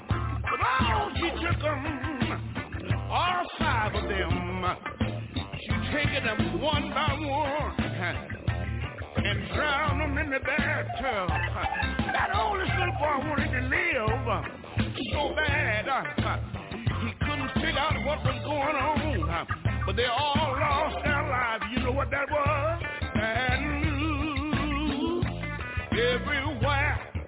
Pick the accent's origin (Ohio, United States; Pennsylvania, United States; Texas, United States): Texas, United States; Houston; when I think about my hometown in Houston, Texas.